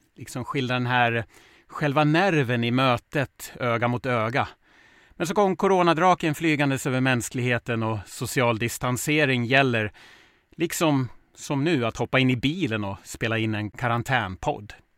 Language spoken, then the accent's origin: Swedish; Smedjebacken, Dalarna County, Sweden; Jag är ju uppväxt i Smedjebacken, grannkommunen till Ludvika